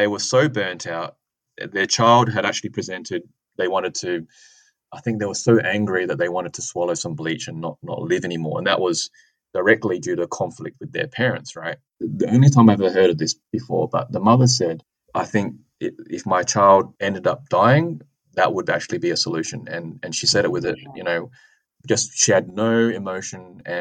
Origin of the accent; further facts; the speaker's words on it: Adelaide, South Australia, Australia; my hometown, so University of Adelaide and Flinders University